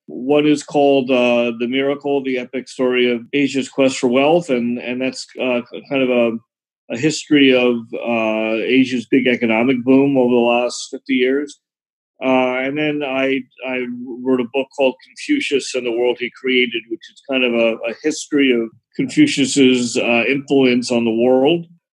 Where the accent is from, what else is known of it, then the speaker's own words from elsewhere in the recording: New Jersey, United States; moved away as an adult; also born or lived in New York / Philadelphia; now in Beijing, China; I grew up in New Jersey, and I lived in New York for a while as well.